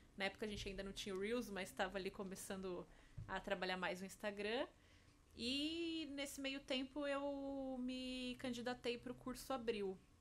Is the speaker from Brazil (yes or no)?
yes; Jundiaí, São Paulo, Brazil; Eu sou de Jundiaí, então fiz grande parte dos estágios ali